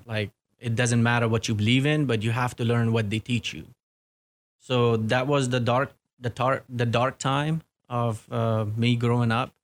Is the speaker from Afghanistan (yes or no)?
yes; Kabul, Afghanistan; English is a second language; moved away as an adult; also born or lived in Virginia / Washington, D.C.; now in Clarksville, United States; originally, I was born and raised in Kabul